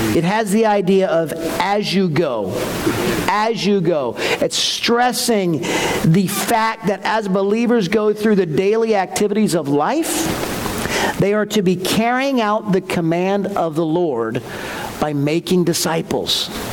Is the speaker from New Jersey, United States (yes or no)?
no; Newtown, Connecticut, United States; where I grew up in Newtown